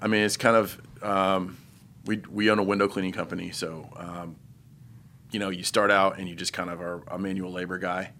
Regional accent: Terre Haute, Indiana, United States; also born or lived in Mooresville, Indiana; I'm from Indiana, but I grew up in Terre Haute

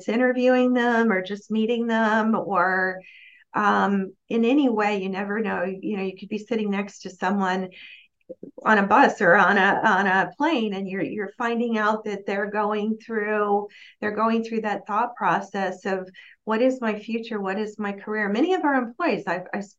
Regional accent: Miami, Florida, United States; moved away; I'm from Miami

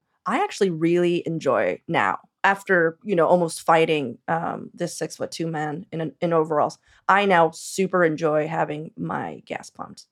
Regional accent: Los Angeles, California, United States; now in Portland, United States; I'm from East L

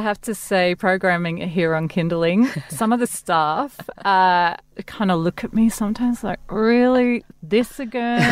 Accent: Glasgow, Scotland, United Kingdom; moved away; I'm from Glasgow.

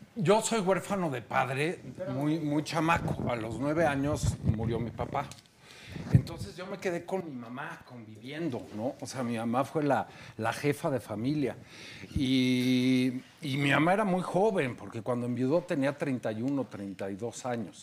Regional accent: Mexico; como mexicanos

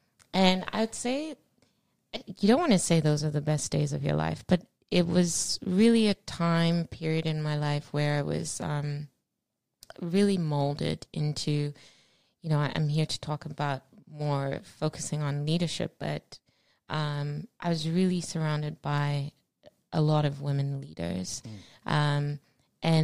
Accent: Australia; also born or lived in Zimbabwe; I was born in Zimbabwe. At an early age, my family, my dear parents, Margaret and Fortune, moved to Australia.

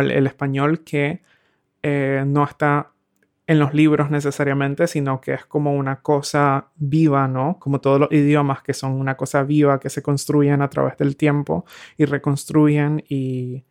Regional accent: Nicaragua; moved away as an adult; now in Berlin, Germany; creciendo en Nicaragua

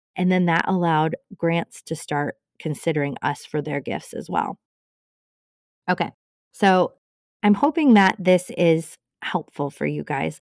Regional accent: Cascade, United States; my hometown of Cascade

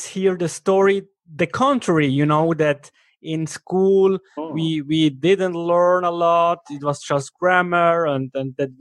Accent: Switzerland; accent: Swiss German; first language Swiss German; English is a second language; My first language is Swiss German

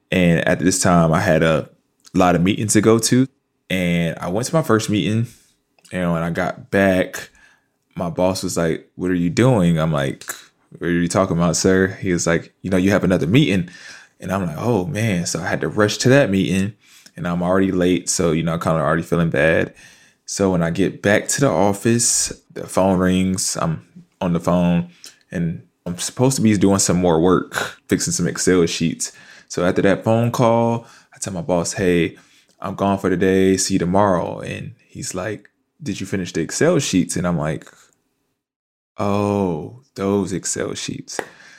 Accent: Fayetteville, North Carolina, United States; now in New York, United States; Fayetteville, North Carolina. Yeah, I'm an Army brat. My dad was in the Army.

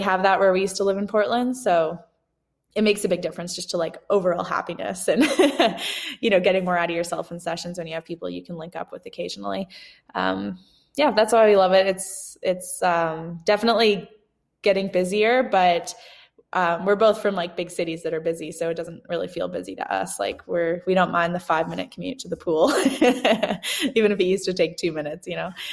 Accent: Canada; now in Bend, United States; growing up in Canada, I like winter

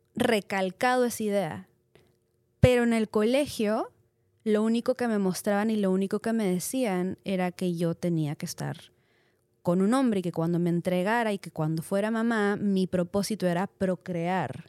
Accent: Peru; soy soy peruana, soy latina

